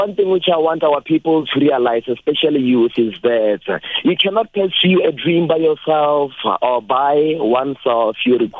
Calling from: Thohoyandou, Limpopo, South Africa; Speaking to … I'm calling you from Venda University.

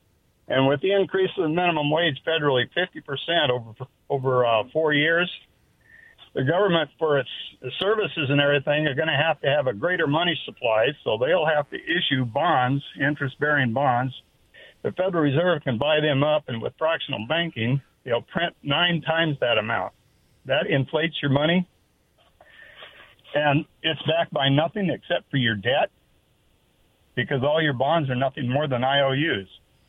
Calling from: Walla Walla, Washington, United States; Calling from Walla Walla.

